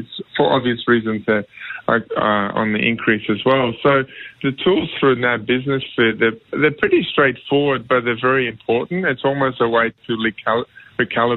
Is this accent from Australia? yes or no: yes; Australia; being an Aussie